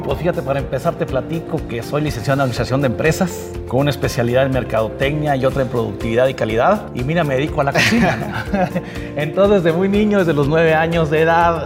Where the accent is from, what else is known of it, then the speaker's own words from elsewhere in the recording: Mexico; nuestra cocina mexicana